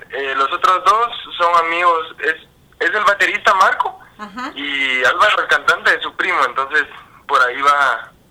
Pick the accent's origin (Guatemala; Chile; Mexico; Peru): Guatemala